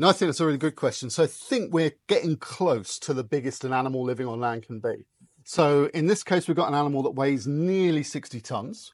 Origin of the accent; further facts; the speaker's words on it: United Kingdom; I grew up just outside London